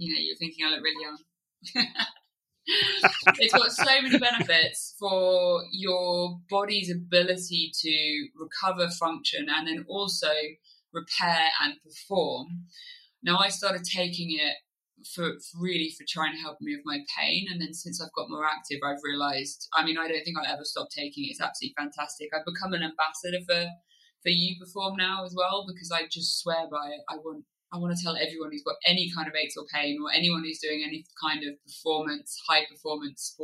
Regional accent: Kent, South East England, United Kingdom; moved away as an adult; also born or lived in Oxfordshire; now in Wye Valley, Wales, United Kingdom; I grew up in Kent and lived there all the way through till when I left home for university.

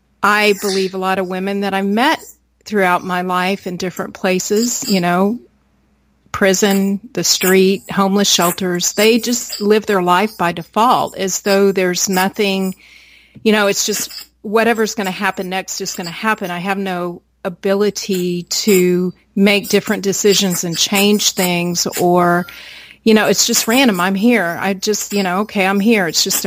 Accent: United States; born there; You know, I was born in America.

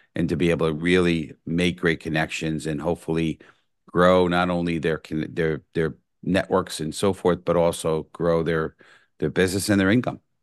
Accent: New York City, New York, United States; born and raised in the Bronx

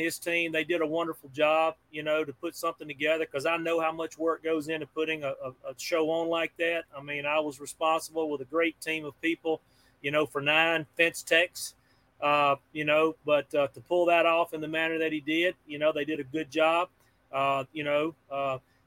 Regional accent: Pearl, United States; I'm a kid from Pearl

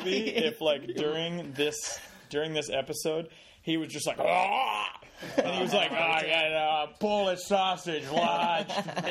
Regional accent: Glen Mills, Pennsylvania, United States; I grew up in Glen Mills, Pennsylvania, which is about 40 minutes from like downtown Philadelphia. And so the first 8 years of my life, I just lived in a neighborhood. And then after that, we moved to this like farmhouse.

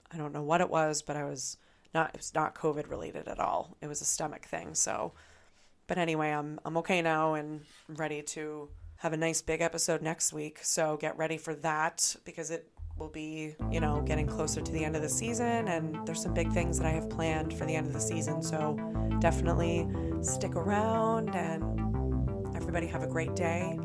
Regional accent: Massachusetts, United States; I'm coming from Massachusetts

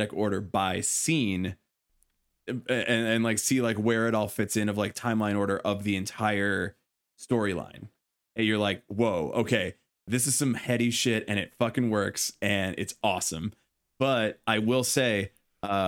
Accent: Chicago, Illinois, United States; we're from Chicago

